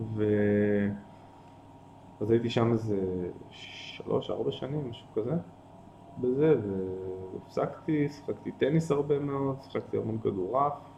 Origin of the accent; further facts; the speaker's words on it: Tel Aviv, Tel Aviv District, Israel; moved away as an adult; also born or lived in Ein Carmel / Nitzanim; גדלתי בתל אביב, ברמת אביב